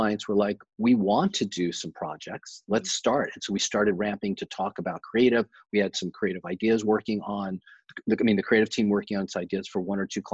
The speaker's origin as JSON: {"language": "English", "region": "New York", "country": "United States", "tie": "born or raised there", "moved": "yes", "said": "New York in January, you know, my hometown"}